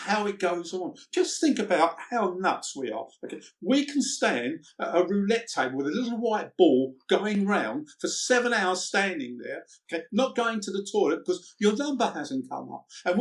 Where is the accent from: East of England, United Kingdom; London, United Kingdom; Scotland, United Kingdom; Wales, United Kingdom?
London, United Kingdom; I came from the East End at 14 years old. I had to leave school because we were so poor.